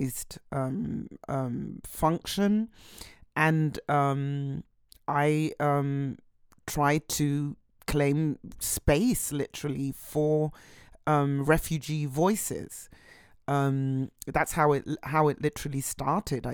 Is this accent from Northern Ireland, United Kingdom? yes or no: no; London, United Kingdom; now in Berlin, Germany; I was born in London